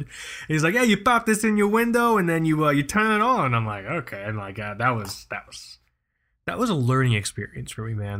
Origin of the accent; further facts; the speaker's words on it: South Florida, United States; moved away as an adult; also born or lived in New York; Michael and I, born and raised in South Florida. Um, I, I left South Florida, but then I came back.